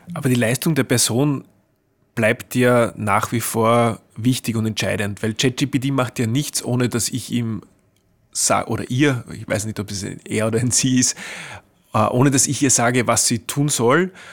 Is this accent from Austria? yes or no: yes; Austria; bei uns in Österreich